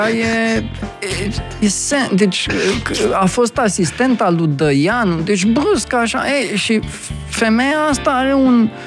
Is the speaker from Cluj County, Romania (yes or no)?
no; Vaslui County, Romania; also born or lived in Brașov; sunt vasluian